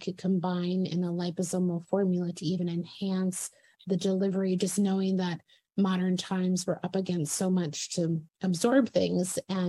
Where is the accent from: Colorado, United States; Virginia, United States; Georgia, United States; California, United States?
Virginia, United States; So Dr. Marie lives in Virginia, my home area, my home state.